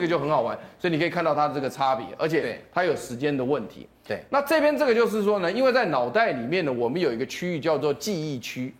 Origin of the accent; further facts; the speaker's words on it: Taiwan; 我们台湾人